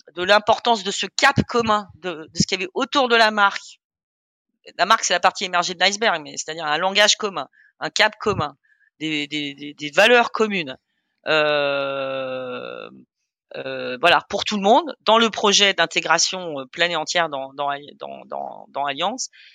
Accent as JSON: {"language": "French", "country": "Germany", "tie": "born or raised there", "also_born_or_lived": "Austria", "moved": "yes", "lives_now": "France", "said": "je suis né en Allemagne de mère autrichienne et j'ai grandi en fait entre l'Allemagne et l'Autriche."}